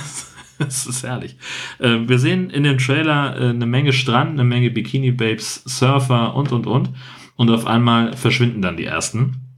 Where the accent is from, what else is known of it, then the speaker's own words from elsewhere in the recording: Germany; ich komme aus Deutschland